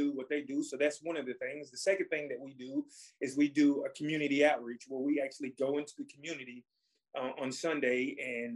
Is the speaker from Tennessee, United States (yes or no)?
yes; Cleveland, Tennessee, United States; I was raised by the people of Cleveland